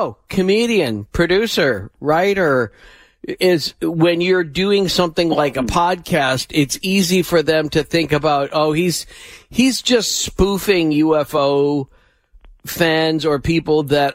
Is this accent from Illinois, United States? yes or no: yes; Chicago, Illinois, United States; I grew up in Chicago